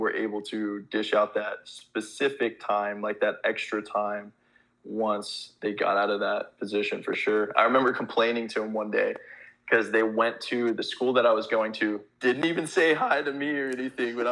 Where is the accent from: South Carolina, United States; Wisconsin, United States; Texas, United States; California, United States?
California, United States; I grew up out in California